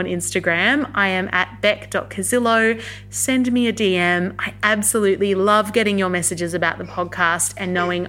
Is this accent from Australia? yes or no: yes; Canberra, Australian Capital Territory, Australia; I'm currently based in Canberra, Australia, Ngunnawal country. This is my hometown. I'm a Canberran born and bred